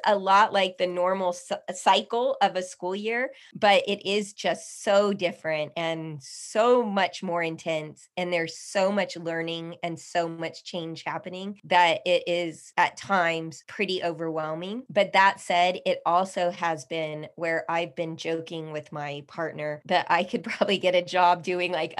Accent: El Paso, Texas, United States; now in Austin, United States; I am native El Pasoan

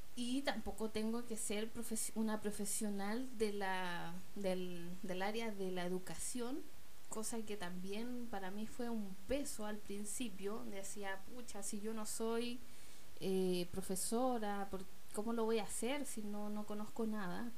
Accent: Chile; mi país, de Chile

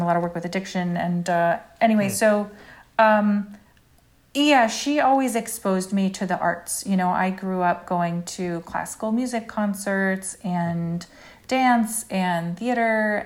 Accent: Brookline, Massachusetts, United States; moved away as an adult; also born or lived in New York City; I lived in Brookline till I was eighteen, and then I went to BU

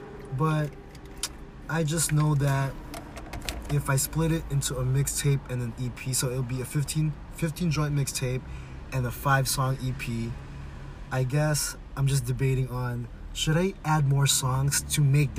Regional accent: West Coast, United States; We grew up, so I was thinking about this. We grew up in the West Coast.

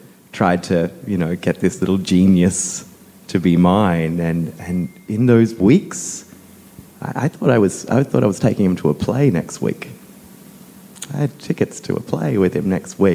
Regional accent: Cronulla, New South Wales, Australia; I grew up in Cronulla

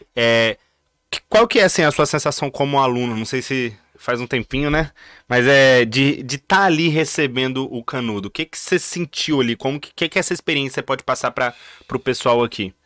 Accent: Vitória, Espírito Santo, Brazil; Eu sou de Vitória

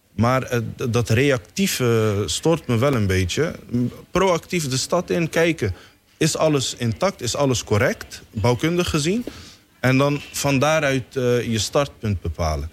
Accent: Somalia; now in Netherlands; Ik ben uit Somalië gevlucht. Ik was in 1993 naar eh, Nederland gekomen.

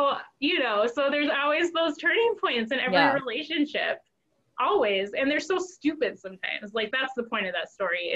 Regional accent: northern Wisconsin, United States; also born or lived in Central America / Duluth, Minnesota; I'm adopted from Central America, but I grew up in Wisconsin, northern Wisconsin, in an all-white family

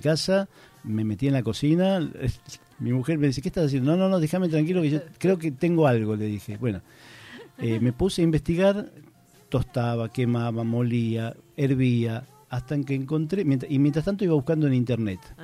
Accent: Buenos Aires, Argentina; moved away as an adult; now in Santiago del Estero, Argentina; yo me crié en Buenos Aires y me eduqué con otras culturas de alimentos

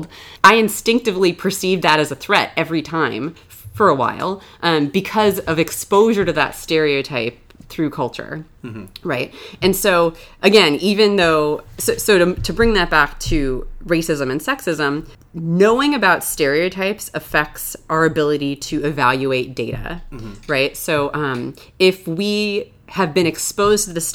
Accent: Florida, United States; moved away as an adult; also born or lived in New York; I grew up in Florida, where it was really warm. Then I moved to New York for graduate school

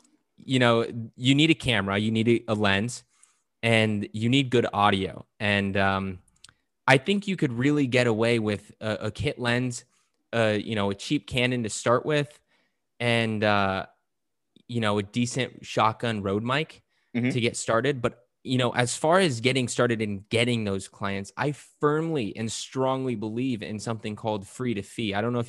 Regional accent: California, United States; now in Portugal; family and I, we moved to Portugal a couple years ago, as okay. I mentioned already. And you know, we came from California, and in California, there's a lot of really good Mexican food.

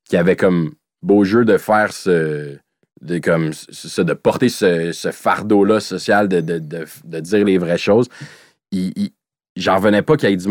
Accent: Greenfield Park, Quebec, Canada; Comme moi, je viens de Greenfield, ça arrive sud

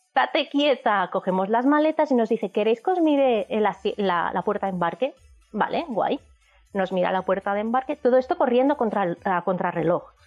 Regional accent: Barcelona, Catalonia, Spain; somos de Barcelona

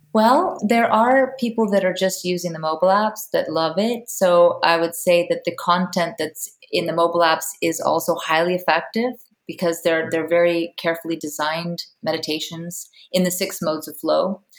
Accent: Palo Alto, California, United States; now in Iceland; I'm originally from Palo Alto, California, but I live in Iceland

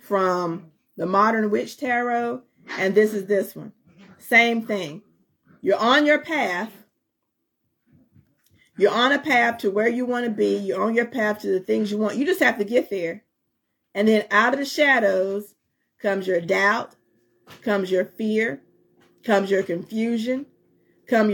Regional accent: North Carolina, United States; also born or lived in Fayetteville, North Carolina; I'm from the country part of North Carolina

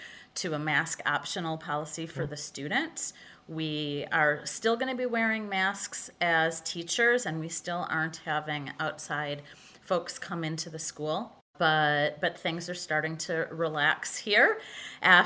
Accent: Evanston, Illinois, United States; moved away as an adult; also born or lived in Michigan / Salt Lake City, Utah; I was born and raised in Evanston, right outside of Chicago, left for almost 30 years, and just returned back here about a year and a half ago.

